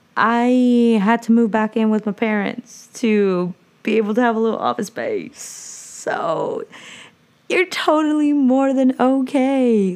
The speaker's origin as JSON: {"language": "English", "area": "Orange / Santa Ana", "region": "California", "country": "United States", "tie": "born or raised there", "also_born_or_lived": "Santa Ana, California", "said": "I was born in Orange, and was raised the first five years in Santana and was near Flower Street."}